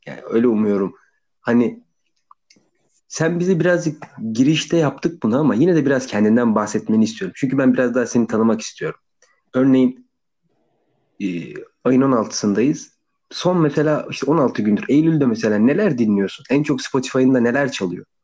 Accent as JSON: {"language": "Turkish", "town": "İzmit", "region": "Kocaeli", "country": "Turkey", "said": "İzmitlisin. İzmitliyim değil mi? Aynen."}